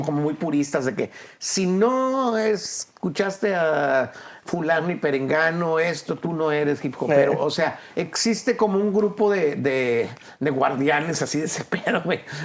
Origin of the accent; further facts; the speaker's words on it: Monterrey, Nuevo León, Mexico; yo vengo de Monterrey